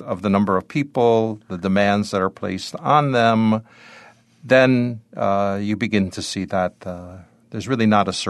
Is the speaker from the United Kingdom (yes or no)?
no; Philippines; English is a second language; now in Buffalo, United States; I know many parishes in the U.S., they've told me when they hear I'm from the Philippines, they say, oh, we have Filipinos in our parish now.